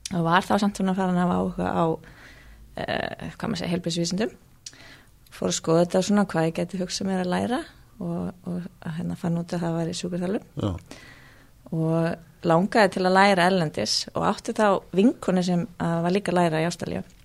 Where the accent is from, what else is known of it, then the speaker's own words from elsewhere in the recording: Reykjavík, Capital Region, Iceland; also born or lived in Australia; ég er fættu uppalinn í Reykjavík